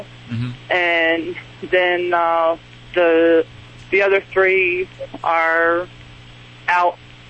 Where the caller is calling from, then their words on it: El Paso, Texas, United States; I'm in El Paso today.